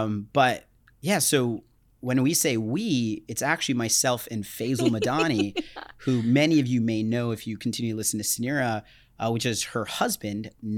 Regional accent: Dallas, Texas, United States; born there; also born or lived in Florida; So yeah, so I was born in Dallas, Texas. As I mentioned, we bounced around a lot, ended up in Florida.

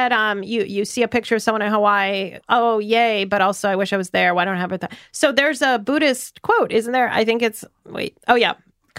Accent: Russia; moved away; I'm from Russia.

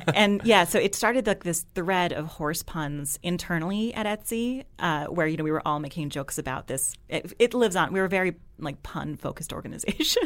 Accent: New Jersey, United States; moved away as an adult; also born or lived in Washington, D.C. / New England; now in Brooklyn, United States; I'm from New Jersey

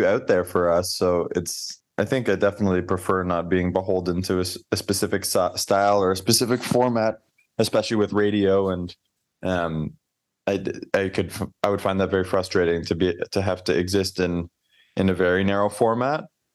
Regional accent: Canada; as a Canadian

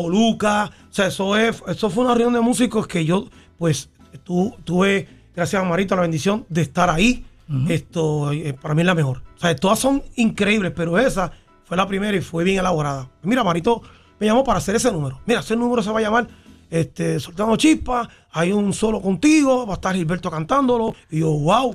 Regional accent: Bayamón, Puerto Rico; also born or lived in Santurce, Puerto Rico; yo crecí viendo esa orquesta en Santa Juanita

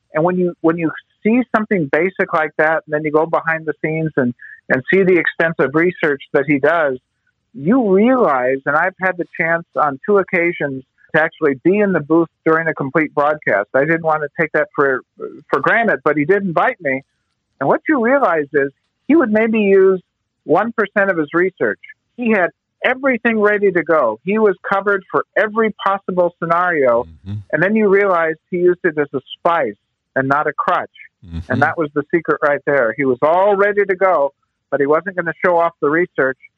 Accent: Pasadena, California, United States; I'm from Pasadena

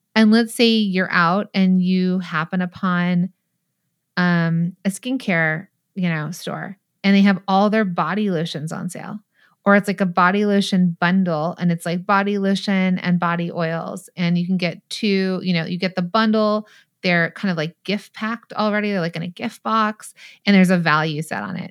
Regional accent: San Bernardino Valley, California, United States; I'm from the San Bernardino Valley. I'm a Valley girl, mall rat

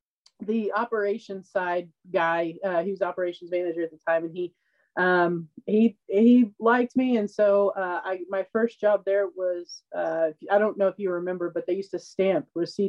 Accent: Oklahoma, United States; an extremely small town in Oklahoma.

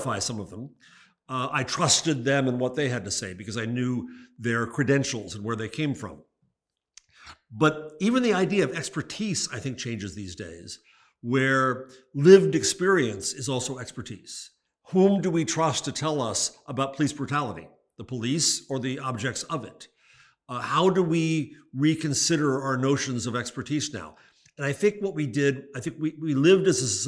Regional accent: United States

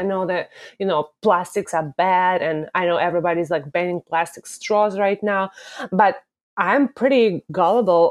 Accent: Moscow, Russia; accent: Russian; English is a second language; moved away as an adult; now in United States; Obviously, the accent part comes from Russia. I'm originally from Russia, from Moscow, and I came here to swim for a university

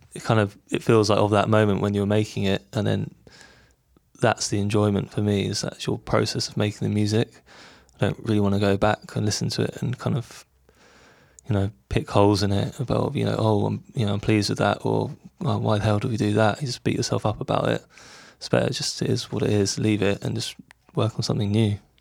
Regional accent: London, United Kingdom; we grew up in London. We s, we still live here

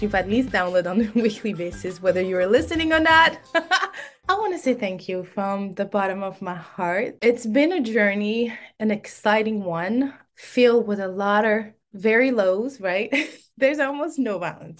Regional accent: Senegal; first language French; English is a second language; moved away as an adult; also born or lived in Cape Verde; now in United States; I was born and raised in Senegal

